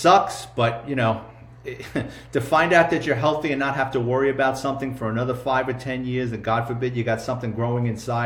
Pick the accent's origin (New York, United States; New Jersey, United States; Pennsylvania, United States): New York, United States; New York City; myself and my brother growing up in the Bronx